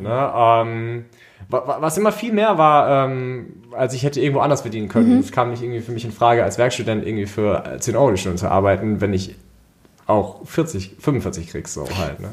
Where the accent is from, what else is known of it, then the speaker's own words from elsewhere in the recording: Wiesbaden, Hesse, Germany; ich komme aus Wiesbaden, äh, Freelancer im Bereich UI, UX und Brand